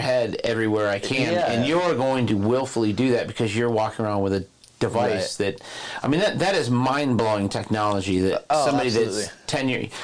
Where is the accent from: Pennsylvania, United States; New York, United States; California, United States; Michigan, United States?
Michigan, United States; Detroit; I grew up in Detroit.